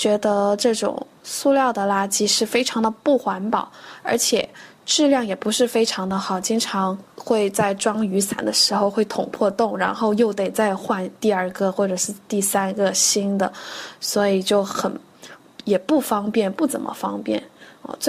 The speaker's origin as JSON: {"language": "Chinese", "town": "Guangzhou", "region": "Guangdong", "country": "China", "said": "大家好，我是来自中国广州的二十七岁的"}